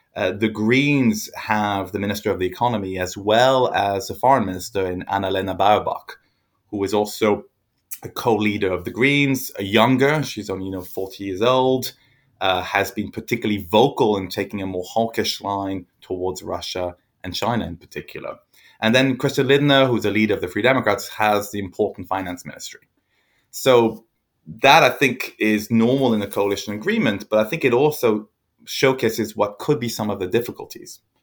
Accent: France; I grew up in France

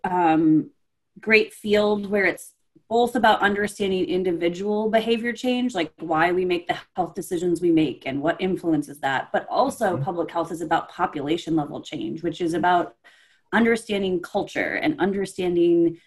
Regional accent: Iowa, United States; moved away as an adult; also born or lived in Wisconsin / North Carolina; I grew up in the Midwest. I actually grew up in Iowa

